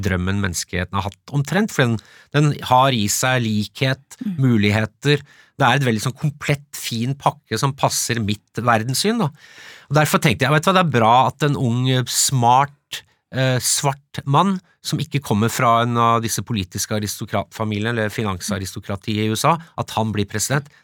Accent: Follo, Akershus, Norway; jeg vokste opp i Follo

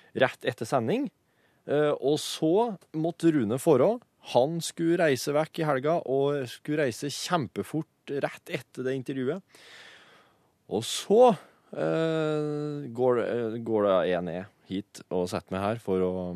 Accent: Folldal, Innlandet, Norway; Jeg er fra Folldalen. Oss har det liksom i oss der.

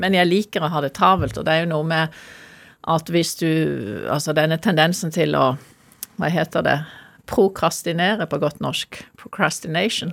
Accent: Norway; jeg er norsk

